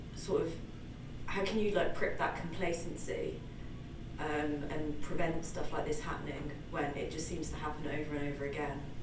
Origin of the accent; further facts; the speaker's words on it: England, United Kingdom; moved away; I'm English